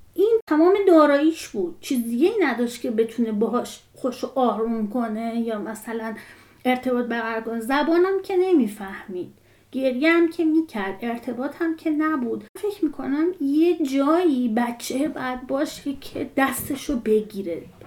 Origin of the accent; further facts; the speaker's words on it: Iran; moved away as an adult; بازیایی که ما تو بچگیمون تو ایران میکردیم